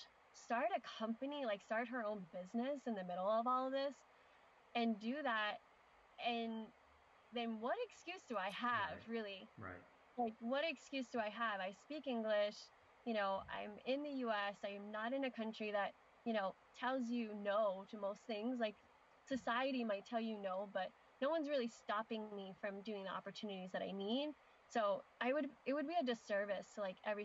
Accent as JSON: {"language": "English", "town": "Philadelphia", "region": "Pennsylvania", "country": "United States", "tie": "born or raised there", "said": "We grew up in Philadelphia"}